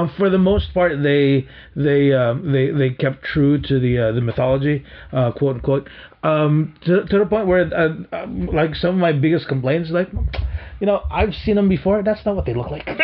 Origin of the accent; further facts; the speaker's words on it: Philippines; now in United States; growing up in the Philippines